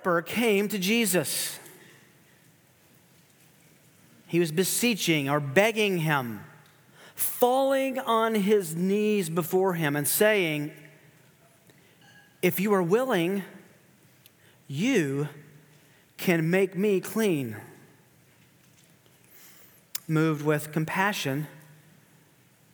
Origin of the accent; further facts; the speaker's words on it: Tennessee, United States; also born or lived in Kansas City area; now in Kansas City, United States; I grew up in Tennessee, which is very hilly